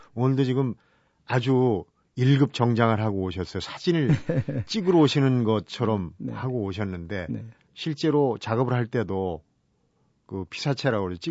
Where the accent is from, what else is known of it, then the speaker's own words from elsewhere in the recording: Seoul, South Korea; 저도 이제 어릴 때 서울에 자라면